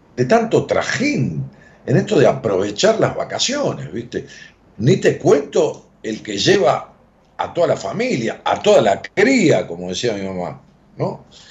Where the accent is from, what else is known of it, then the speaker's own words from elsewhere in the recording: Ramos Mejía, Buenos Aires Province, Argentina; en mi pueblo, en Raúl Mejía